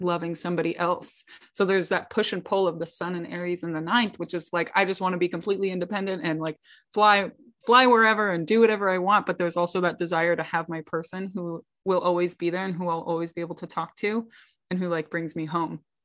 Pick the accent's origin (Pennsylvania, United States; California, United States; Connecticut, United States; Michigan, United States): California, United States; moved away; also born or lived in upstate New York; I'm originally from California